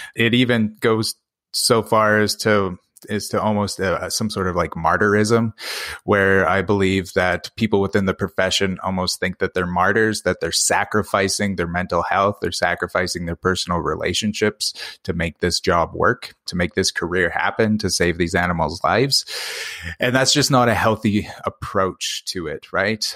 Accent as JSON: {"language": "English", "country": "Canada", "said": "that's where I'm from. Three thousand people in kind of this, this very rural northern community."}